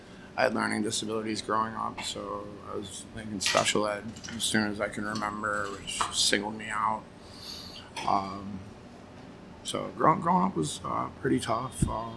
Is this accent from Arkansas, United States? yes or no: no; Connecticut, United States; also born or lived in Vermont / New York; I grew up in Connecticut, but I moved around quite a bit. Lived in Vermont, New York, Connecticut.